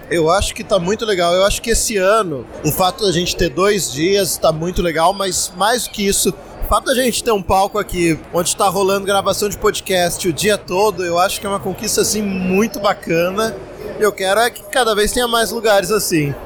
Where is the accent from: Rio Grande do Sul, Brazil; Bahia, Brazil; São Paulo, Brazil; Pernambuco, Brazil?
São Paulo, Brazil; São José dos Campos; Eu sou de São José dos Campos